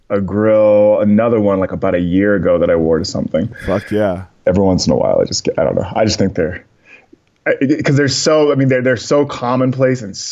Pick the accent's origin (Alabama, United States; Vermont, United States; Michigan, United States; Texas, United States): Texas, United States; San Antonio; born there; also born or lived in Germany / New York / Boston / West Coast; Um, I was born in San Antonio, and shortly after that, moved out to uh, Germany, and then came back down through like New York, Boston, and then eventually out to the West Coast